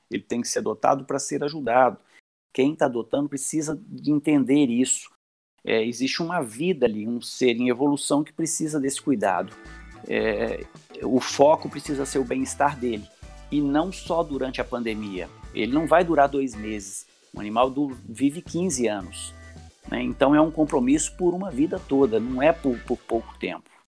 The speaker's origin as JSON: {"language": "Portuguese", "town": "Belo Horizonte", "region": "Minas Gerais", "country": "Brazil", "said": "sou de Belo Horizonte"}